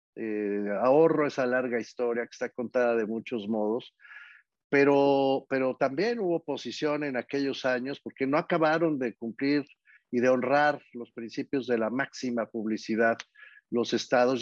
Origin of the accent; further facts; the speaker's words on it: Mexico City, Mexico; Yo nací en Tacubaya, en la Ciudad de México